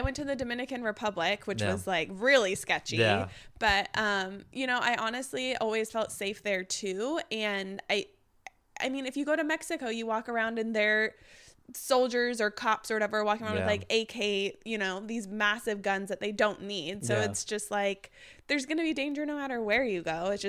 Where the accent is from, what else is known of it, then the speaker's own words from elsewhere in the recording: Japan; born there; Well, I was born in Japan and I mm-hmm. went back to Japan when I was like 12, 13.